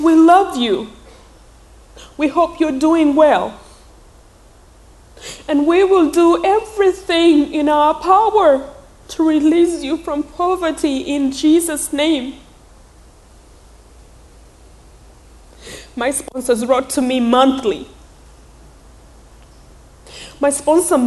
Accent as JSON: {"language": "English", "country": "Uganda", "tie": "born or raised there", "second_language": "English", "moved": "yes"}